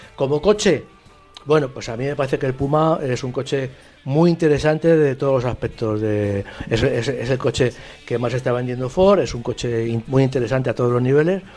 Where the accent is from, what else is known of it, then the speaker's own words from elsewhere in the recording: Spain; nosotros como, españoles